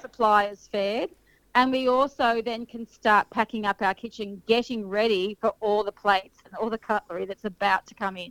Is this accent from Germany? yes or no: no; Sydney, New South Wales, Australia; moved away as an adult; also born or lived in Kiama, New South Wales; now in Berry, Australia; originally, I, I grew up in Sydney.